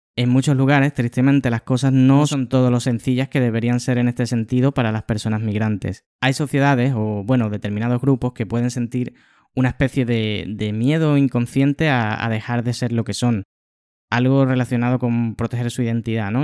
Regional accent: Spain; now in Switzerland; ya no estaba en España, sino en Suiza

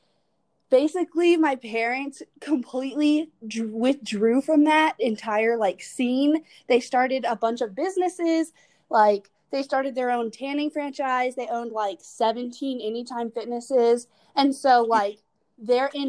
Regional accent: Winder, Georgia, United States; moved away as an adult; also born or lived in Midtown Atlanta; now in Atlanta, United States; I'm from Winder, Georgia, which is basically the middle of nowhere. It's like 30 minutes away from Athens, Georgia, which is where UGA is at. Yeah, and I just grew up there my whole life, and I just recently moved to Midtown

